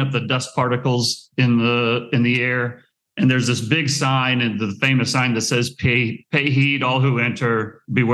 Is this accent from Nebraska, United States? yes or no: yes; Nebraska, United States; I grew up in Nebraska